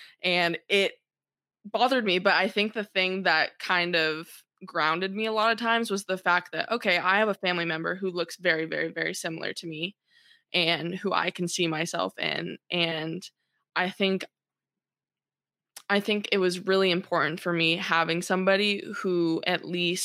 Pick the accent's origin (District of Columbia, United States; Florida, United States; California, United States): California, United States; South Orange County; born or raised there